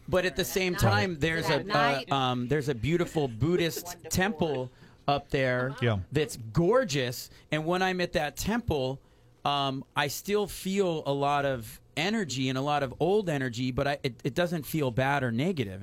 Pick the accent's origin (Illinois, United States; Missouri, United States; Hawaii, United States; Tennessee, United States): Hawaii, United States; Kailua; I grew up in Kailua